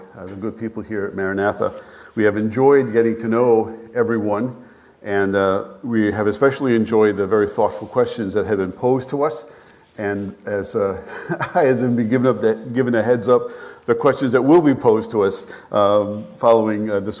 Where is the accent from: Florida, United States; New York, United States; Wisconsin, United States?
New York, United States; North Massapequa; moved away as an adult; also born or lived in Staten Island / North Dakota / southwestern Ontario, Canada / Bowling Green, Ohio; I grew up on Long Island. North Massapequa, as a matter of fact